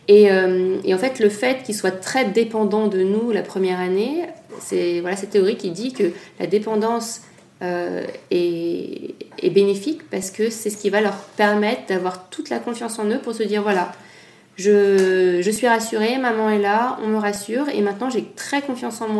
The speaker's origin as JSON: {"language": "French", "town": "Nice", "region": "Provence-Alpes-Côte d'Azur", "country": "France", "tie": "born there", "said": "Parce que je suis née à Nice, non pas que je me sente niçoise du tout"}